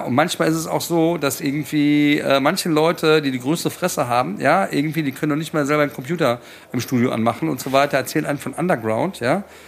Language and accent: German; Frankfurt, Hesse, Germany; hier in meiner, in meiner Heimat